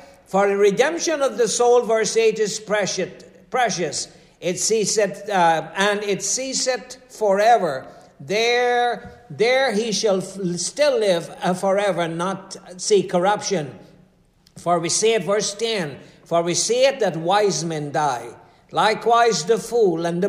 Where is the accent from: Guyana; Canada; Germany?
Guyana; I'm from Guyana.